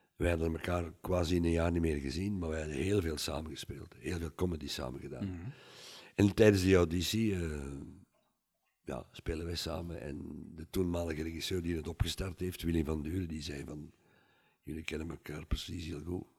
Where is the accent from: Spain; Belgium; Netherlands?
Belgium; Mechelen, Flanders; now in Wachtebeke, Belgium; mijn geboortestad